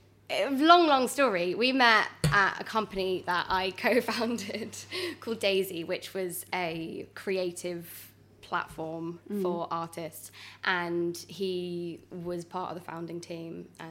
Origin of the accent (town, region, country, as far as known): Bristol, South West England, United Kingdom; born or raised there; accent: Bristol; moved away as an adult